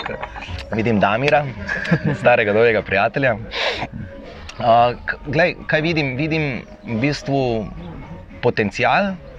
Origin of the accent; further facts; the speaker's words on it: Maribor, Podravska, Slovenia; also born or lived in Borova vas, Maribor; jaz sem iz Tabora, trenutno pa živim v Borovi vasi